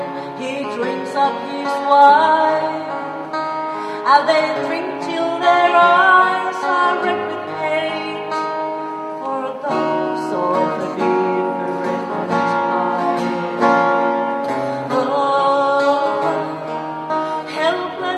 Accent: Vaasa, Ostrobothnia, Finland; we are from Vaasa, which is on the west coast of Finland

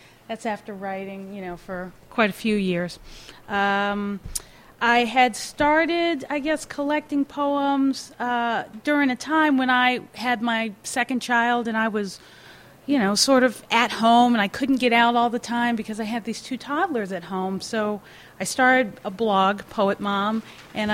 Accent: Virginia, United States; now in Massachusetts, United States; I'm from Virginia, but I live in Massachusetts now

